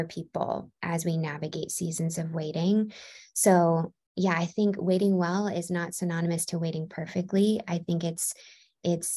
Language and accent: English; Baltimore, Maryland, United States; moved away as an adult; also born or lived in California / Chicago; now in Nashville, United States; I grew up in Baltimore, Maryland, and then in 2014 I moved to California